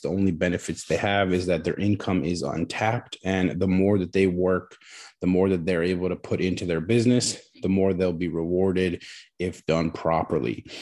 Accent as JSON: {"language": "English", "region": "New Jersey", "country": "United States", "also_born_or_lived": "Queens, New York", "moved": "as an adult", "said": "I'm originally from New Jersey"}